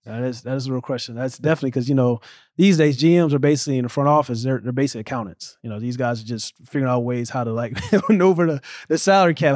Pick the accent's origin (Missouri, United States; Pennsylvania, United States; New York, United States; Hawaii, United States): Missouri, United States; St. Louis; moved away as an adult; now in New Jersey, United States; growing up in Saint Louis, Missouri